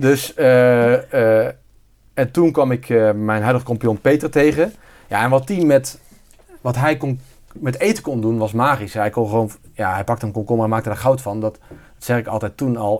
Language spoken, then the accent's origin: Dutch; near Bergen op Zoom, North Brabant, Netherlands; also born or lived in Zeeland; now in North Brabant, Netherlands; origineel ben ik Zeeuw. Dus ik ben import-Brabander. Ik kom uit de buurt van uh, Bermzoom. Daar ben ik ieder geval opgegroeid.